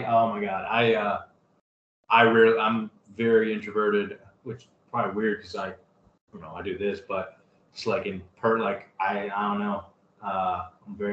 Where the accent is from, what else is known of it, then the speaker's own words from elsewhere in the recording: Ohio, United States; now in Chicago, United States; moving back to Ohio, my hometown